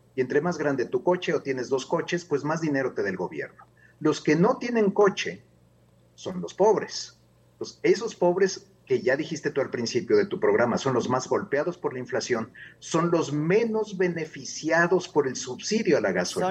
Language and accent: Spanish; Mexico; no somos los mexicanos